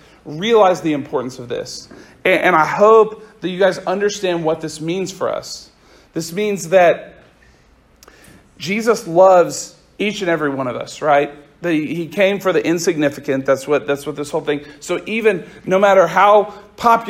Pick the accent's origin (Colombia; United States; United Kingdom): United States; Oklahoma; I'm from a little town just a little bit outside of Oklahoma City is where I grew up.